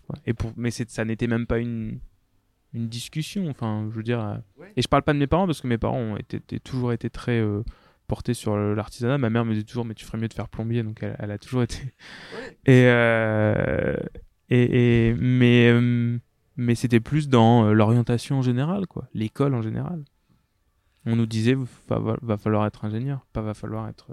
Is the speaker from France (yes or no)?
yes; France; je suis français